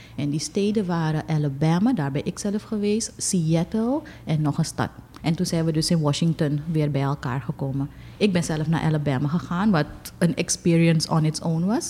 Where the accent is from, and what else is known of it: Suriname